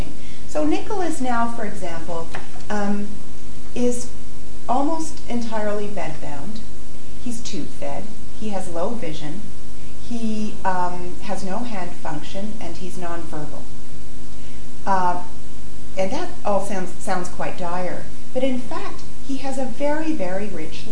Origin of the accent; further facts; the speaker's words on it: Canada; moved away as an adult; now in London, United Kingdom; I'm a Canadian middle-class person with middle-class entitlements